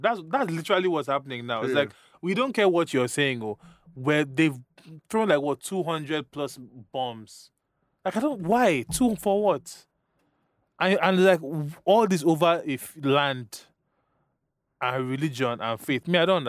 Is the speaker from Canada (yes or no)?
no; Nigeria; I was born and raised in Nigeria, fortunately/unfortunately.